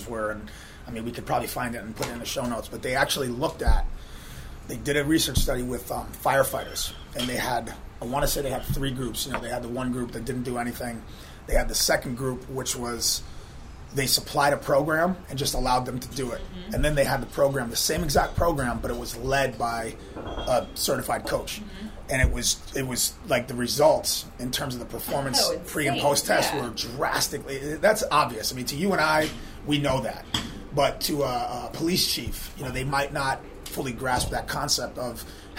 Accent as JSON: {"language": "English", "region": "Western Massachusetts", "country": "United States", "moved": "yes", "lives_now": "Charleston, United States", "said": "I was 15 years old. I'm from Western Massachusetts"}